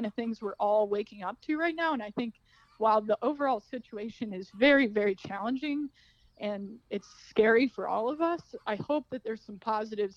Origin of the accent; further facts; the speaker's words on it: Mason, Ohio, United States; I'm from Mason originally, and did not grow up on a farm